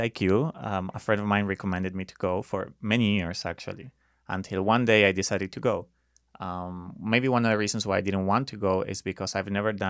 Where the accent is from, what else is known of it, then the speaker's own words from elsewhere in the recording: Buenos Aires, Argentina; English is a second language; moved away as an adult; now in United States; So, I lived there until I was 23. And then eventually, 10 years ago, I moved here because of a woman.